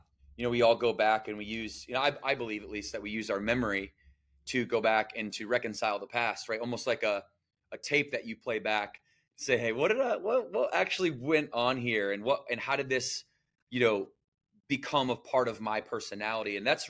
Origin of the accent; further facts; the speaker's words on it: Battle Creek, Michigan, United States; I was born and raised in Battle Creek, Michigan. So shout out the Midwest region. And I was, you know, I grew up in poverty.